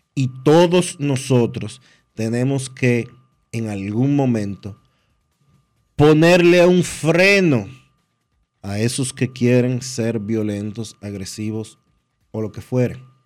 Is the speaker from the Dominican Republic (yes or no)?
yes; Dominican Republic; no tenemos dos dedos de frente como dominicanos